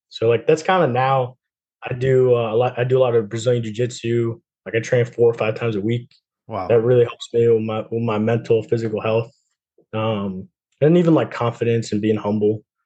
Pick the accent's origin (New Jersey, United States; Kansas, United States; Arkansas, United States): New Jersey, United States; moved away; I'm from New Jersey, so I'm close to to Connecticut.